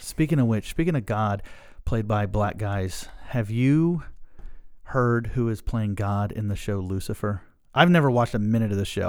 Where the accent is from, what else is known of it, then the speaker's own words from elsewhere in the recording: Pasadena, Maryland, United States; we're from Pasadena